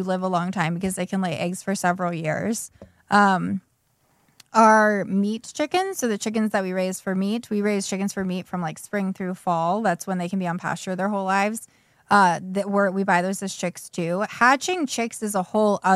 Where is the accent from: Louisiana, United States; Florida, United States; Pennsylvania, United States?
Pennsylvania, United States; Pittsburgh; moved away as an adult; also born or lived in Cincinnati / Chicago; now in Garrett County, United States; I'm from the Pittsburgh area, and I started working at Nordstrom there in college